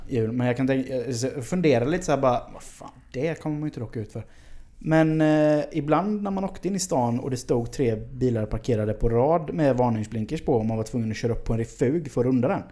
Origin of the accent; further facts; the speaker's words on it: Sweden; som svensk